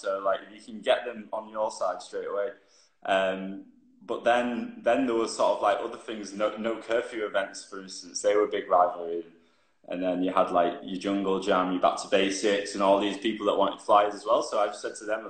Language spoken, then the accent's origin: English; Bury, North West England, United Kingdom; moved away as an adult; also born or lived in Leeds; now in London, United Kingdom; I'm actually from Lancashire, from a place called Bury, but I moved to Leeds when I was 18 to go to uni